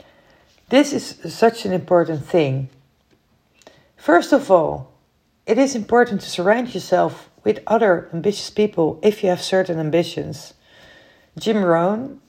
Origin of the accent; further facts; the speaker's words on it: Netherlands; I'm from the Netherlands